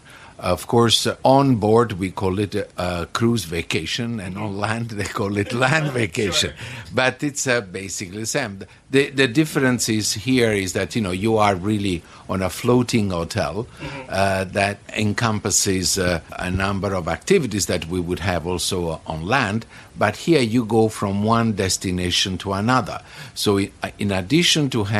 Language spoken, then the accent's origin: English; Naples, Campania, Italy; moved away; I'm from Naples in Italy, and I am a hotel director